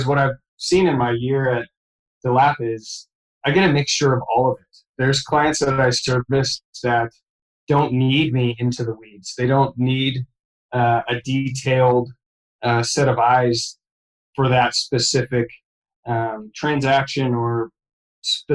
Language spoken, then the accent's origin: English; McMinnville, Oregon, United States; now in Portland, United States; my hometown of McMinnville, Oregon